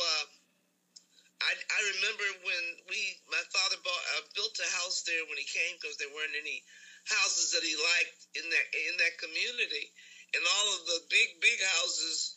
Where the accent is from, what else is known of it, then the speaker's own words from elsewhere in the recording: Richmond, Virginia, United States; also born or lived in Lawrenceville, Virginia; we moved from Lawrenceville to Richmond. And so that's when we moved to a home in Northside, Griffin Avenue, not far from the Virginia Union campus